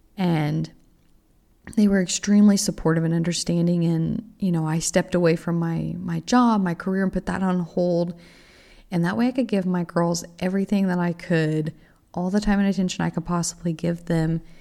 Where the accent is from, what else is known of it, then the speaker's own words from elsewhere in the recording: Texas, United States; moved away as an adult; also born or lived in Oklahoma; I am originally from Texas